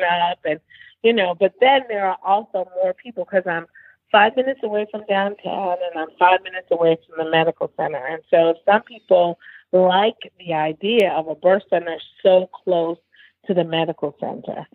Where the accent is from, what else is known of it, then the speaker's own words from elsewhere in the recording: New Haven, Connecticut, United States; now in Houston, United States; growing up in New Haven, I grew up in an African American community